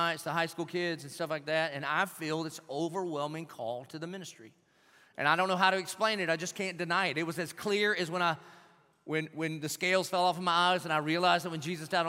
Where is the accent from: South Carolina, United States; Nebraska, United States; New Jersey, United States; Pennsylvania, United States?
South Carolina, United States; Dillon; now in Jacksonville, United States; I was from Dillon